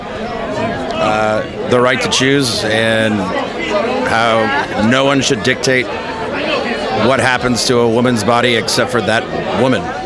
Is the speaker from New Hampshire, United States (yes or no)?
yes; New Hampshire, United States; now in Los Angeles, United States; I grew up in New Hampshire